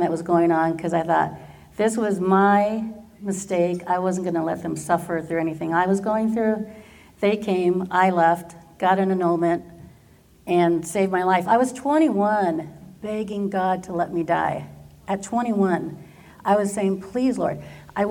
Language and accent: English; Garden Grove, California, United States; I did all of my schooling here in Garden Grove